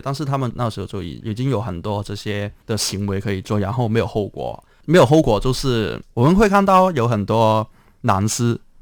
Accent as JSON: {"language": "Chinese", "country": "Hong Kong", "tie": "born or raised there", "said": "我是在香港的乌圈出生"}